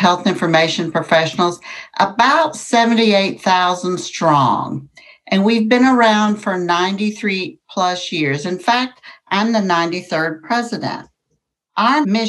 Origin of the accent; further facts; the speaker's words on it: Gainesville, Texas, United States; moved away as an adult; also born or lived in Fort Worth, Texas; I'm from Gainesville, Texas, which is a small town in North Texas, and I went to work at 18 years of age at Gainesville Memorial Hospital